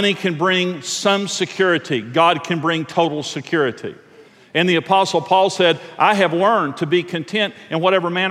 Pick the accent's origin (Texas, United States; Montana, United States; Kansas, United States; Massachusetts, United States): Texas, United States; Texas Panhandle, United States; I'm from the Texas Panhandle